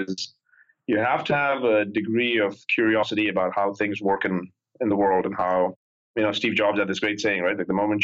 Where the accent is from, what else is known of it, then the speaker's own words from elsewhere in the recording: India; moved away as an adult; now in United States; I grew up in India. I came here when I was 19